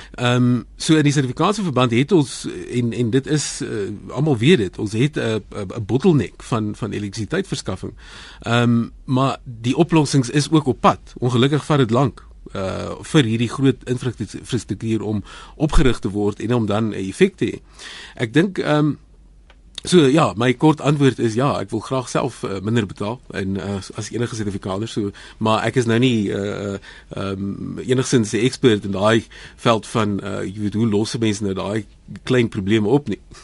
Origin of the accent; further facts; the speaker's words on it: South Africa; vir my as 'n Suid-Afrikaner